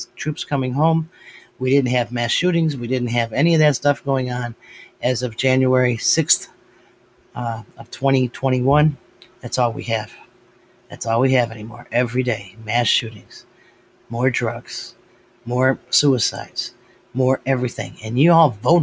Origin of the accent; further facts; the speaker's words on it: United States; I'm an American.